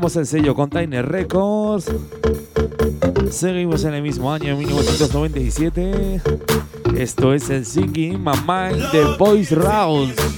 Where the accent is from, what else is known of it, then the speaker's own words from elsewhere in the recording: Huesca and Zaragoza, Aragon, Spain; esa gente de mi tierra, eh, esa gente de Huesca y Zaragoza